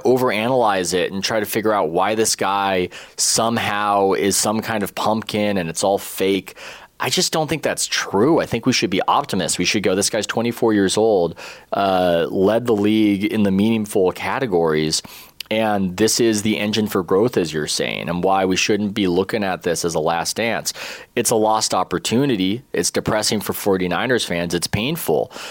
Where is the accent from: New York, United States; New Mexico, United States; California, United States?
California, United States; San Diego; I grew up in San Diego